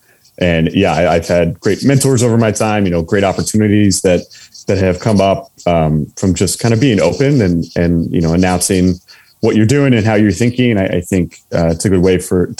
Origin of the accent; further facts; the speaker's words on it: United States; moved away as an adult; also born or lived in South Carolina / Florida; I grew up in South Carolina and Florida.